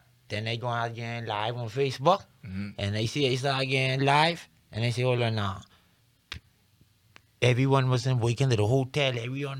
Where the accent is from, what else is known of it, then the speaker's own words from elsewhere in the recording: Nassau, New Providence, Bahamas; also born or lived in Fox Hill; I grew up in Yellow Bella.